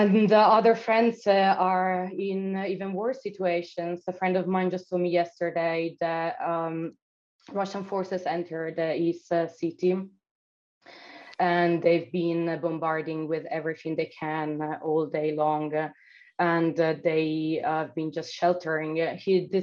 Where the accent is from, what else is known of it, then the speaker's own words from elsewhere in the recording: Italy; moved away; also born or lived in Odessa, Ukraine; my hometown in Italy